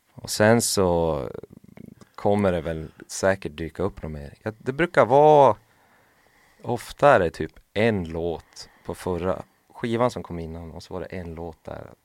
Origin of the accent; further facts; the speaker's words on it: Lapland, Sweden; jag är ju från Lappland